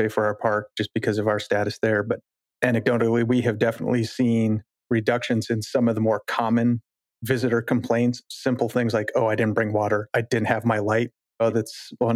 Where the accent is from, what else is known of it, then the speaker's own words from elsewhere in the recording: Colorado, United States; moved away; So I grew up in Colorado. I grew up just in the mountains all the time